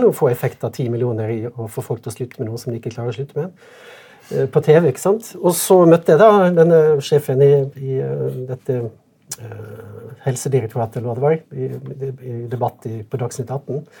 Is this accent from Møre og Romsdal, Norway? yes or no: yes; Sunnmøre, Møre og Romsdal, Norway; jeg kommer fra Sunnmørk